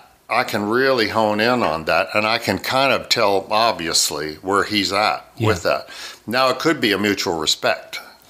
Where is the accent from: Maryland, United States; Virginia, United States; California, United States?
Maryland, United States; born there; Well, I was born in Maryland. My father was a fighter pilot.